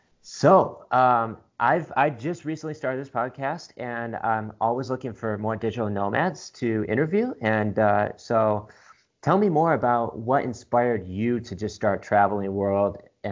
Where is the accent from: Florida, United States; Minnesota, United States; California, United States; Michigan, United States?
Michigan, United States; now in Austin, United States; I'm originally from Michigan, but currently living in Austin, Texas. Been here for about 5 months